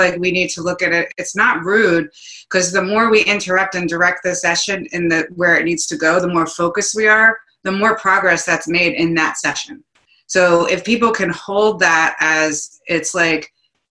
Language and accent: English; New Jersey, United States; I'm from New Jersey. I'm 100% Italian.